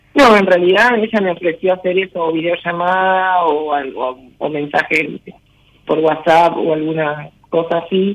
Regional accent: Corral de Bustos, Córdoba, Argentina; De Corral de Bustos, provincia de Córdoba.

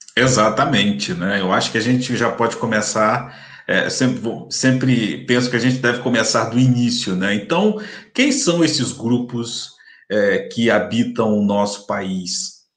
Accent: Campos dos Goytacazes, Rio de Janeiro, Brazil; sou de Campos dos no interior do Rio de Janeiro

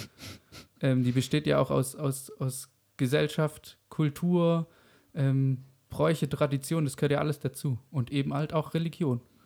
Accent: Germany; bei uns in Deutschland

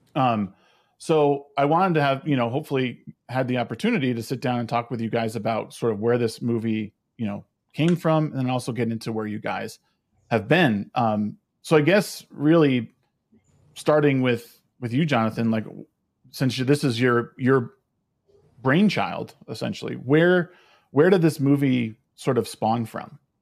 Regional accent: Connecticut, United States; I come from Connecticut, but uh, I, I got a lot of crap growing up because um, I was a, I was a Yankees fan

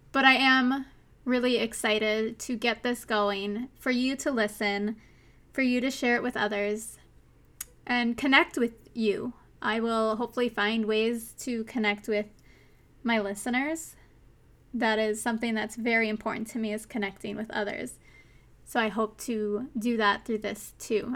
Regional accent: Minnesota, United States; accent: Minnesotan; my accent, my Minnesotan accent

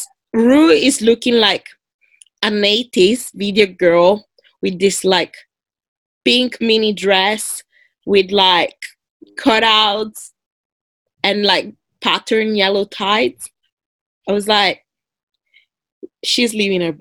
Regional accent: Italy; moved away as an adult; I moved here 10 years ago from Italy

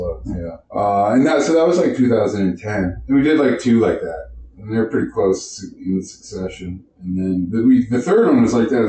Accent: Charlotte County, New Brunswick, Canada; I'm the only one who was actually born in Charlotte County.

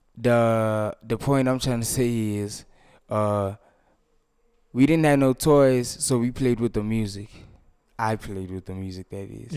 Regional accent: Snake Park?, Gauteng, South Africa; I was raised in Sanawane, that's my neighborhood

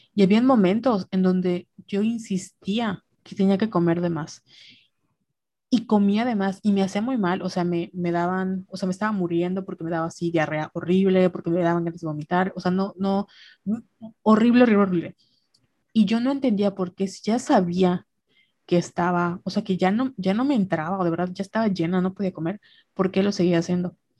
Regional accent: Mexico; somos mexicanas

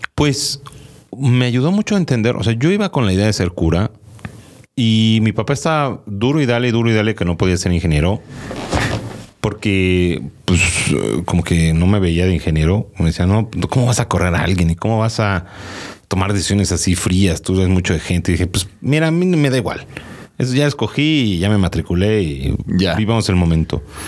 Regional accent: Mexico; como niño mexicano

